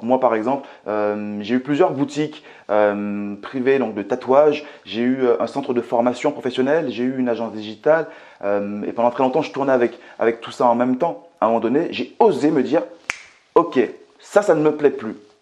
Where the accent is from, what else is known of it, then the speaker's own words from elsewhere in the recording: Martinique; now in France; je viens tout simplement de la Martinique, que j'ai grandi euh, dans un quartier qui était très très très populaire